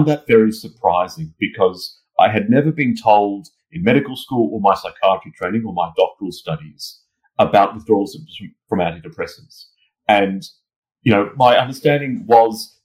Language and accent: English; Australia; moved away as an adult; now in London, United Kingdom; I'm originally from Australia, as you can tell from my accent